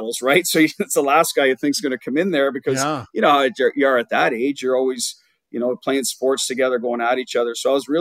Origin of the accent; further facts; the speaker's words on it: Ottawa, Ontario, Canada; I grew up in Ottawa